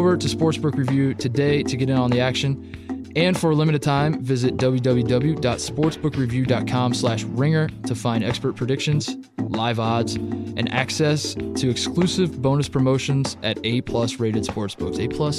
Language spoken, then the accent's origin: English; Indiana, United States; moved away; also born or lived in Columbus, Ohio; I grew up in Indiana